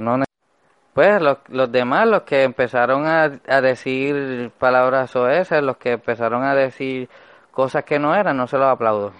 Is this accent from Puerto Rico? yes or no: yes; Puerto Rico; el Puerto Rico donde yo nací